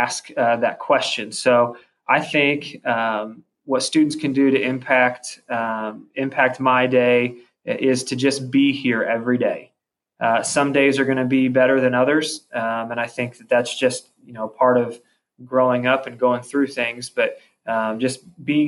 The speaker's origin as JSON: {"language": "English", "town": "Columbus", "region": "Indiana", "country": "United States", "tie": "born or raised there", "said": "growing up in Columbus, obviously I love Columbus"}